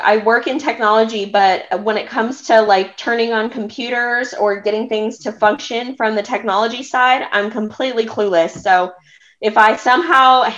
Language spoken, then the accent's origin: English; California, United States; I was born and raised in California